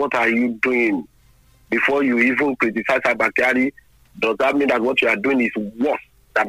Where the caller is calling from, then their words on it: Lagos, Nigeria; I'm calling you from Lagos.